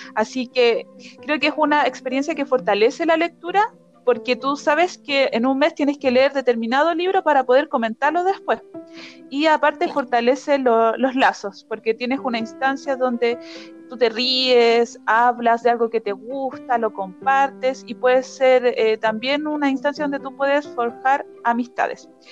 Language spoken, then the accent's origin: Spanish; Chillán, Ñuble, Chile; moved away as an adult; now in Arica, Chile; Vivo en Arica hace cuatro años, pero originalmente soy de Chillán